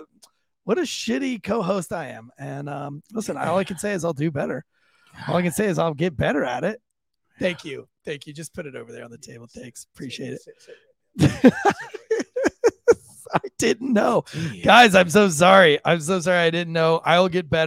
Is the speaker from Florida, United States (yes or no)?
yes; St. Augustine Beach, Florida, United States; moved away as an adult; now in Johnson County, United States; I grew up on St. Augustine Beach, Florida